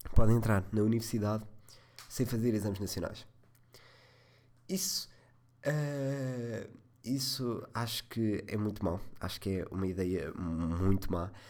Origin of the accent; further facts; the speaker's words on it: Leiria, Leiria District, Portugal; sou de Leiria